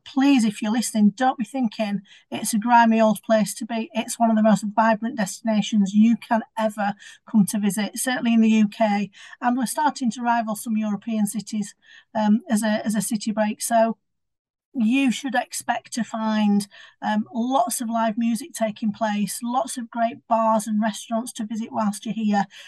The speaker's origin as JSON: {"language": "English", "town": "Sheffield", "region": "Yorkshire and the Humber", "country": "United Kingdom", "tie": "born or raised there", "said": "I'm born and bred in Sheffield"}